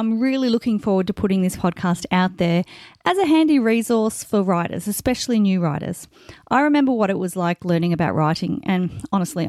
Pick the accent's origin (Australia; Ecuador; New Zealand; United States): Australia; I'm an Australian author of contemporary fiction